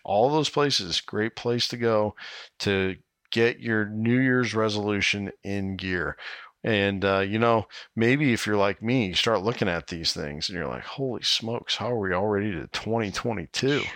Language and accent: English; Iowa, United States; here in my home state of Iowa